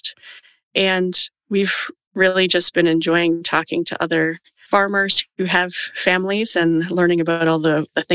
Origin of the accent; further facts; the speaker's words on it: Canada; I'm Canadian